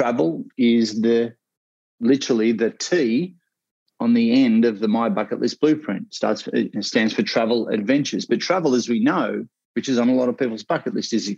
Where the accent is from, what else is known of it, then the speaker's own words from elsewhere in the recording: Australia; accent: Australian; also born or lived in Ocean Grove, Victoria; my Australian accent